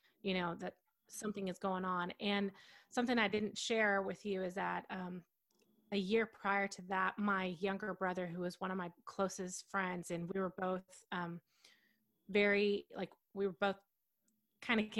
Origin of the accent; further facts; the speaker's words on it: Allen, Texas, United States; I grew up in Texas my whole life in a little, well, it's a small town, Allen, Texas